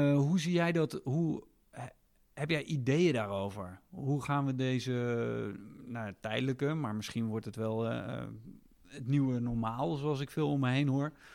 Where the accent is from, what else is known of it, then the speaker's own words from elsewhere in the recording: Netherlands; wij hier als Nederlanders